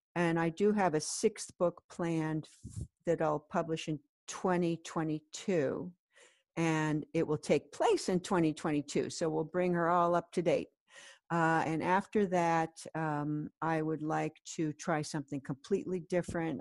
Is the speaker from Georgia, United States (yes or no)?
no; California, United States; moved away as an adult; also born or lived in Colorado; now in New York City, United States; I grew up in California and then I went to law school in Colorado